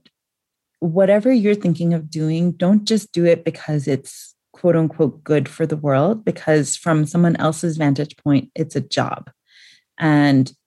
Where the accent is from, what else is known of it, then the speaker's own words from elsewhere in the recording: New York, United States; moved away as an adult; now in Nairobi, Kenya; I grew up in New York and that's just how people talk